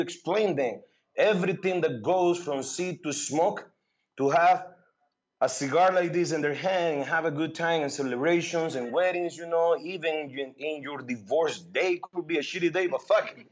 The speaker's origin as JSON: {"language": "English", "country": "Nicaragua", "also_born_or_lived": "Iowa", "second_language": "English", "moved": "as an adult"}